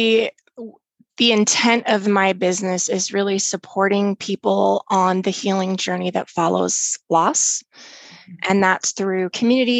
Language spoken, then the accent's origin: English; Oregon, United States; also born or lived in Minnesota; Originally from Minnesota, but have been raised in Oregon. So grew up in a small town in Oregon